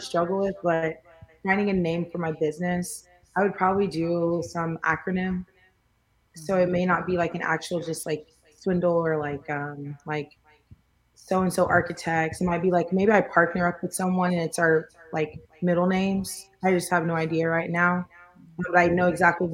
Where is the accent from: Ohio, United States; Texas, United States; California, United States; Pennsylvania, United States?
Texas, United States; Houston; also born or lived in Irving, Texas / Springfield, Missouri; moved to Houston when I was about 9 years old. So I've been repping Houston since then